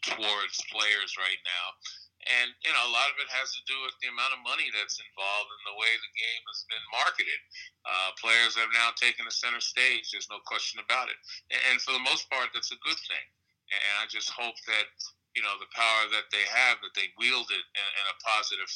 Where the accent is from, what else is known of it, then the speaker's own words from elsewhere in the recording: New York City, New York, United States; also born or lived in Brooklyn, New York; I was raised in Queens for the most part, I was born and was raised in Brooklyn partly